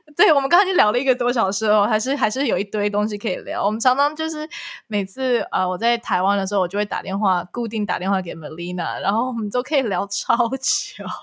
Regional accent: Canada; first language Chinese; 我们又从小在加拿大

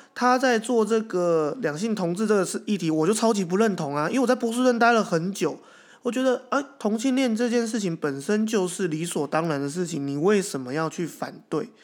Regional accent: Taiwan; accent: Taiwanese; 我一个台湾口音走在北京路上

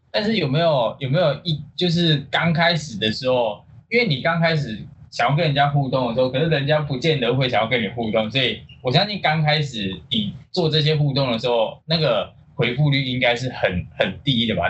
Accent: Tainan, Taiwan; 我身为一个台南人

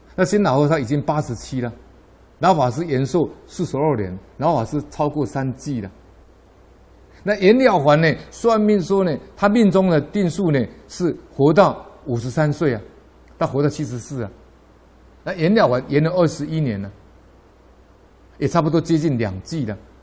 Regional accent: Taiwan; 我们台湾人

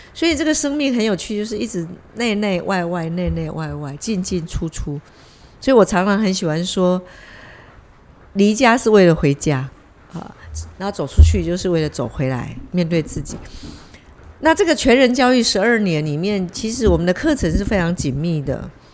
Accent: Taiwan; 我们台湾人本来就是爱竞争了

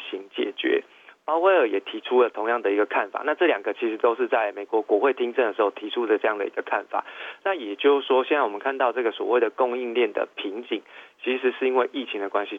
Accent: Taiwan; 用我们台湾人的形容词

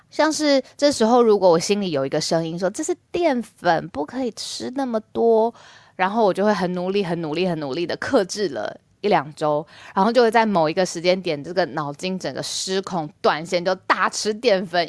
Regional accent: Taiwan; 我自己身为台湾人

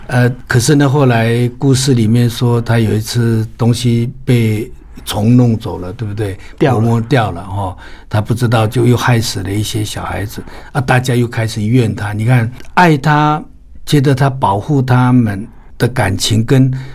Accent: Taiwan; 我们卑南族，我的部落的

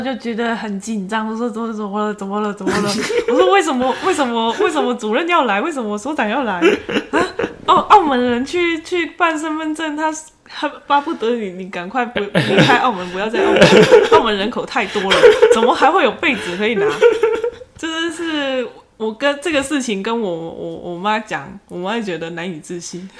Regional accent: Macau; now in Taiwan; 我不是大陆的，我是澳门的

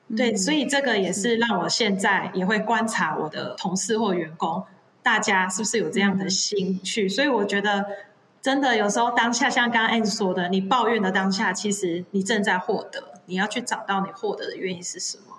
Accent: Chiayi, Taiwan; 我本身是嘉义人

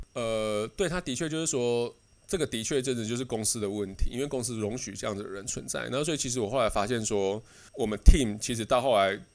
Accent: Taiwan; moved away as an adult; now in Netherlands; 我们台湾人的观念

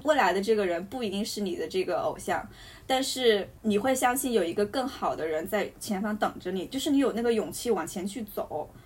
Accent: Hunan, China; 那我和他都是湖南人

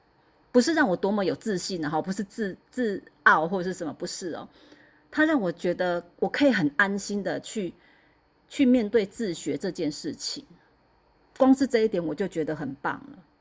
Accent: central Taiwan, Taiwan; 那时候我我是中部人啊，我是中部人搬上来的。那那时候我还在中部

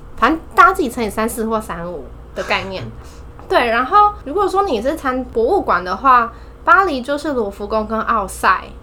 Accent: Taipei, Taiwan; also born or lived in Lille, France; 我是台北人，然后我大学也在台北。对，所以我就是一直住在家里

